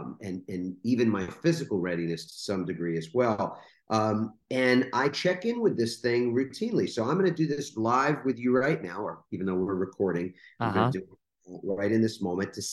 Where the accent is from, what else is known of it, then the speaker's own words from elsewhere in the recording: New York, United States; growing up in New York in a borough. It's a little town called Queens